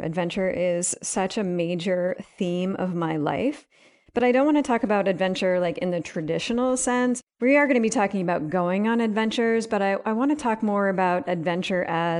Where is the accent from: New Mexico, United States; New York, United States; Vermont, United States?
Vermont, United States; So I grew up in Northern Vermont and I was in a really rural area in the Northeast Kingdom.